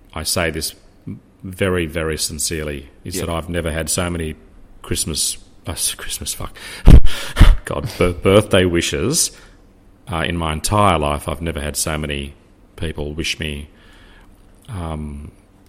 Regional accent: Australia; being Australian

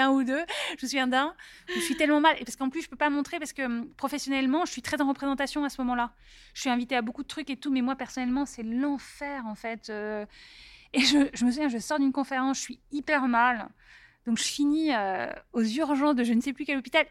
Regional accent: Paris, Île-de-France, France; moved away as an adult; also born or lived in Silicon Valley; je viens d'Europe, je viens de Paris

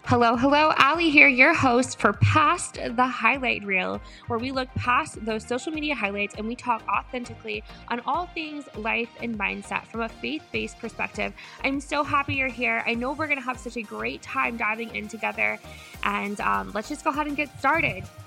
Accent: Midwest, United States; I was born and raised in the Midwest in a really small town

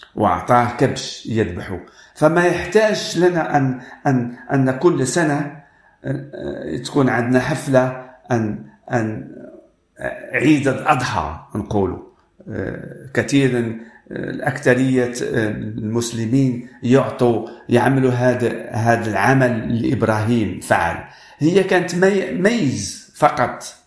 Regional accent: Morocco; أنا من المغرب

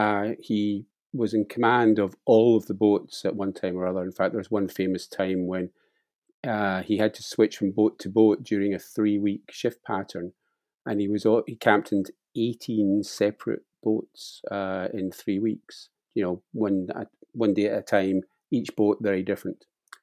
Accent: Glasgow, Scotland, United Kingdom; Well, I was born in Glasgow, as you say

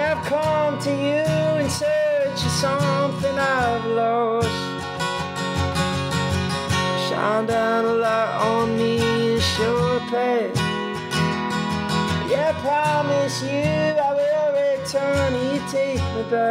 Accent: Philadelphia, Pennsylvania, United States; I grew up in Philly

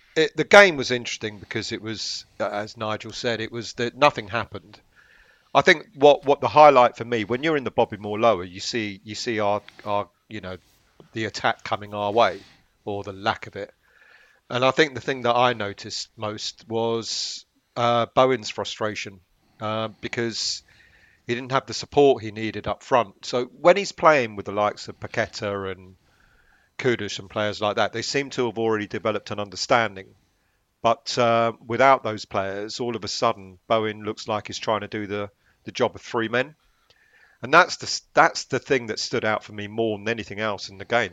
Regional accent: London, United Kingdom; I was born in Islington

